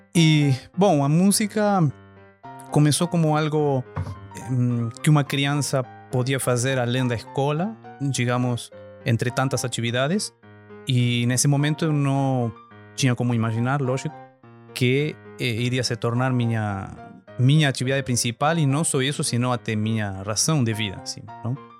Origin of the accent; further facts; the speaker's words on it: Argentina; Portuguese is a second language; moved away as an adult; now in Brazil; sou natural da Argentina, mas morando aqui no Brasil já há 15 anos